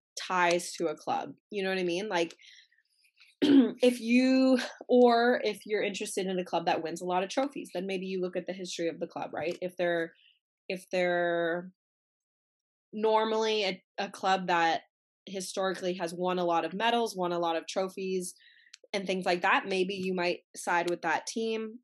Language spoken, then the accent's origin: English; Canada; as a Canadian